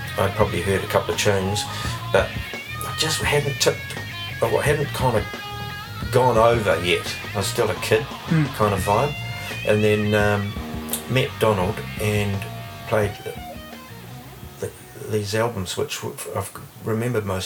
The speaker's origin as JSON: {"language": "English", "region": "Hawke's Bay", "country": "New Zealand", "tie": "born or raised there", "also_born_or_lived": "Canterbury, New Zealand", "lives_now": "Wellington, New Zealand", "said": "I was born in Canterbury. Yeah. But yeah, I shifted to Hawke's Bay when I was 8"}